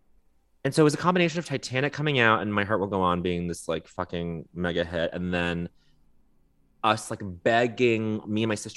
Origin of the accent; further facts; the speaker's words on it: Montreal, Quebec, Canada; moved away; growing up in Montreal for a portion of my childhood.